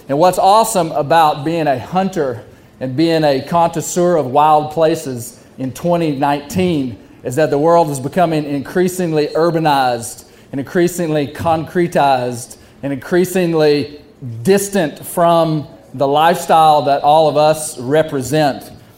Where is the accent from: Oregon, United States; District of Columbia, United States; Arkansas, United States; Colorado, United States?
Arkansas, United States; I am a seventh generation Arkansan.